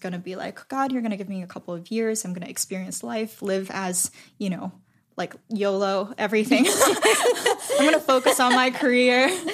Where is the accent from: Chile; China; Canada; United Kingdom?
China; Shanghai; moved away; I was born and raised in Shanghai, technically